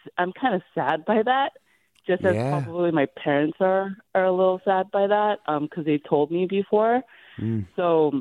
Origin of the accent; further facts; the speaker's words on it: San Francisco, California, United States; first language Korean; English is a second language; My first language actually was Korean, even though I was born here